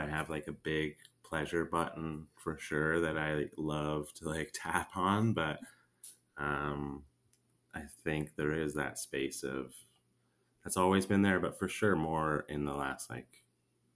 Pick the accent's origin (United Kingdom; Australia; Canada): Canada; moved away as an adult; now in Nicaragua; my home country in Canada